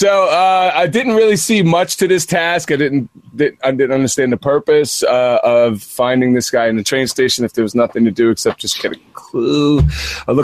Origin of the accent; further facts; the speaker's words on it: New York, United States; being a New Yorker